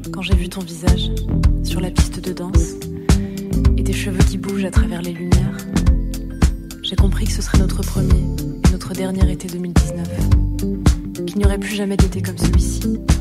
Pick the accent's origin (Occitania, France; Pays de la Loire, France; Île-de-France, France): Pays de la Loire, France; Rezé; je viens de Rezé, à côté de Nantes, donc je viens de l'Ouest